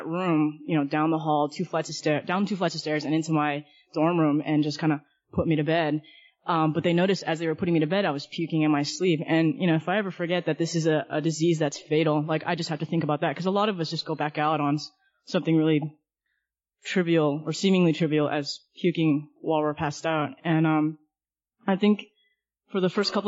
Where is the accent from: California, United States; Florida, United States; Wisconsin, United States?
California, United States; Southern; I'm originally from Southern California, and just kind of growing up throughout my childhood